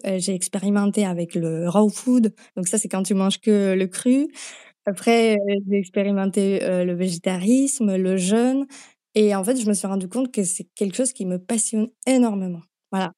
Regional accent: Slovakia; French is a second language; moved away as an adult; now in France; d'où vient cet accent, je viens de Slovaquie à la base

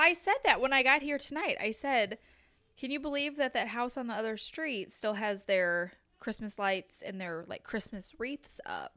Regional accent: Crystal City, Missouri, United States; I grew up in Crystal City

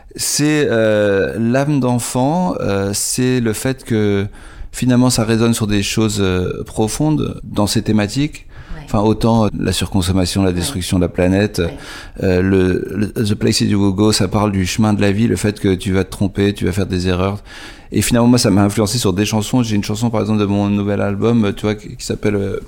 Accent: France; en tant que français

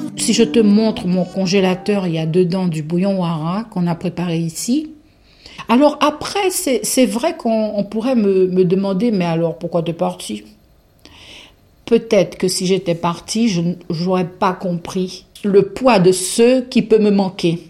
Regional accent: French Guiana; first language Guianese Creole; French is a second language; moved away as an adult; also born or lived in Brazil; now in Pays Catalan, France; j'ai mes racines plantées en Guyane

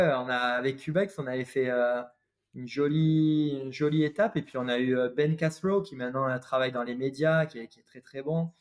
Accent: Avignon, Provence-Alpes-Côte d'Azur, France; moved away; also born or lived in Paris / Valenciennes; je suis originaire euh, du sud de la France, vers Avignon

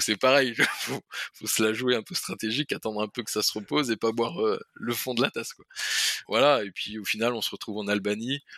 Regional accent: France; on vient de France

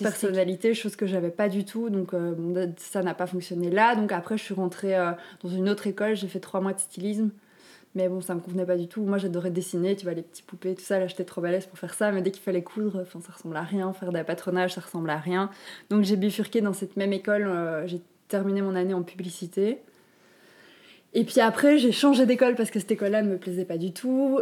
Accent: Walloon Brabant, Wallonia, Belgium; also born or lived in Brussels; je viens du Brabant-Wallon

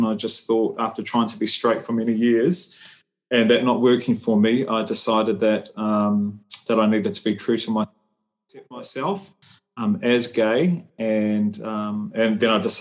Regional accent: New Zealand; I'm Samoan. I was born and raised in New Zealand

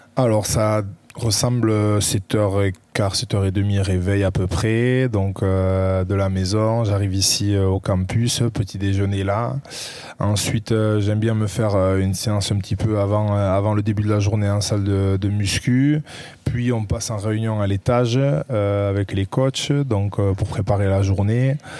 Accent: Saint-Pée-sur-Nivelle, Nouvelle-Aquitaine, France; moved away as an adult; also born or lived in Bayonne / Toulon; now in Carqueiranne, France; je suis né à Bayonne le 11 mai 93 et euh, j'ai grandi euh, à Saint-Pé-sur-Nivelle.

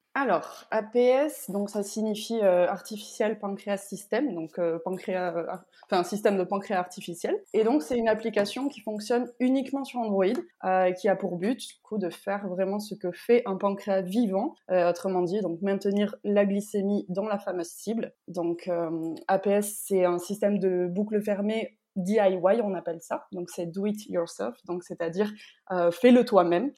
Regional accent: Bayonne, Nouvelle-Aquitaine, France; moved away as an adult; now in Réunion, France; je suis de Bayonne, donc au Pays Basque

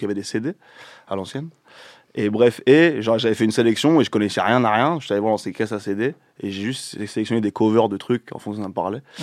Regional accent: Seine-et-Marne, Île-de-France, France; là d'où je viens dans le 7-7

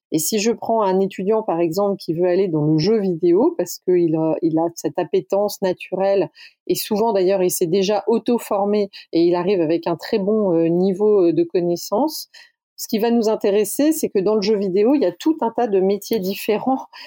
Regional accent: the South, France; On est du Sud

